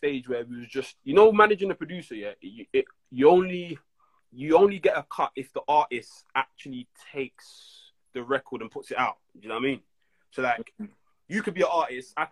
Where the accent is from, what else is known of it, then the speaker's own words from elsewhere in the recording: London, United Kingdom; I'm from Brixton